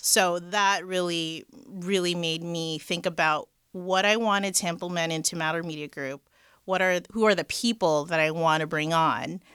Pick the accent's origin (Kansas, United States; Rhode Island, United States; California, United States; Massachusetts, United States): California, United States; Los Angeles; So I am born and raised in L A, the Valley.